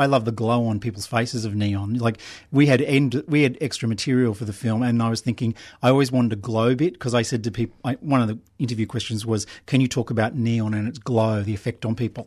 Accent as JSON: {"language": "English", "town": "Brisbane", "region": "Queensland", "country": "Australia", "tie": "born or raised there", "moved": "yes", "lives_now": "Melbourne, Australia", "said": "I grew up in Brisbane"}